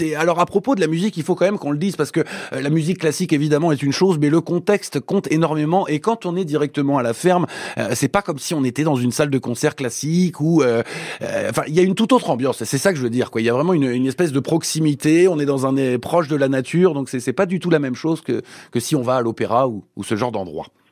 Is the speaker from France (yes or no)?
yes; Limousin, Nouvelle-Aquitaine, France; chez nous en Limousin